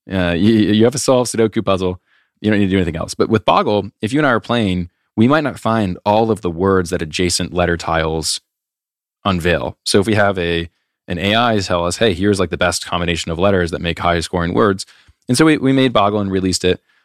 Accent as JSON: {"language": "English", "region": "Iowa", "country": "United States", "tie": "born or raised there", "moved": "as an adult", "said": "growing up in Iowa, it's like everyone you know is from Iowa"}